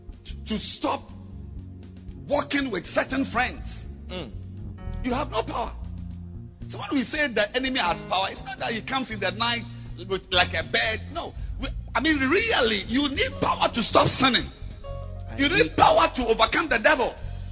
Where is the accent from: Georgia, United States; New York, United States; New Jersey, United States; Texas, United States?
New York, United States; English is a second language; I came from Harlem, New York.